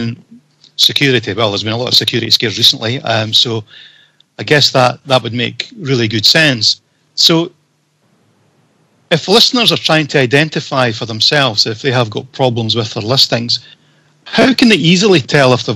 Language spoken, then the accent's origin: English; Scotland, United Kingdom; I'm Scottish